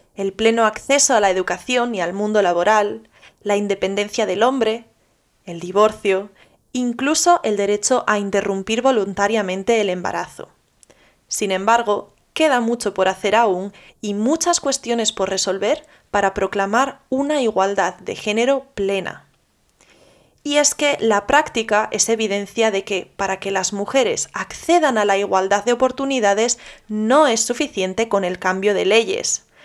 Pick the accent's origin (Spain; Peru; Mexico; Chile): Spain